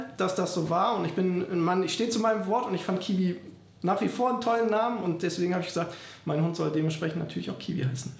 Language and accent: German; Bonn, North Rhine-Westphalia, Germany; also born or lived in Hamburg; Allerdings sind wir schon mit zwei bzw. vier Jahren dann aufgrund des Jobs von meinem Vater damals von Hamburg hier nach Bonn gekommen. Und seitdem leben wir eigentlich auch hier und hatten hier eine wunderschöne Kindheit und sind dann hier auch groß geworden.